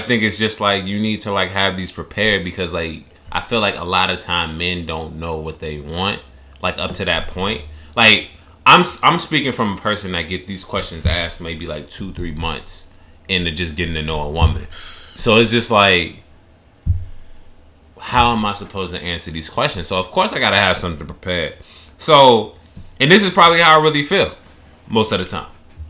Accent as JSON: {"language": "English", "region": "Midwest", "country": "United States", "said": "Like, I'm from the Midwest, so it's just like"}